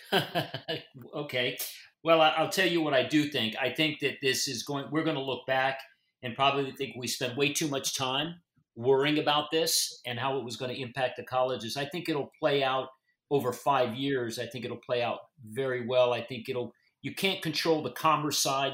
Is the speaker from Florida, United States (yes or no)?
yes; Florida, United States; I'm, I'm from Florida, I live in Florida, practice in Florida